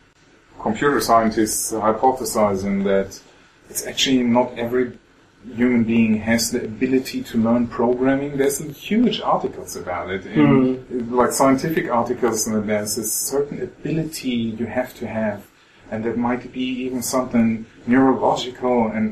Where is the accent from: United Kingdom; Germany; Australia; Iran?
Germany; West Germany; moved away as an adult; also born or lived in Greifswald, Germany; I came from the West and then went into the East to study there.